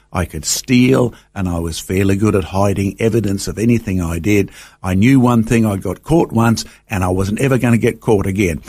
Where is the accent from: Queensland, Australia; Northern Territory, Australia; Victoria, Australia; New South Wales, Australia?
Queensland, Australia; Brisbane; I grew up, um, you know, just on the edge of Brisbane, down in the Wynne Manly area.